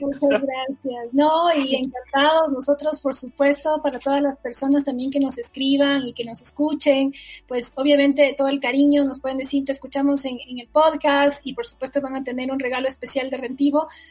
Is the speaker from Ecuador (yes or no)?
yes; Ecuador; soy ecuatoriana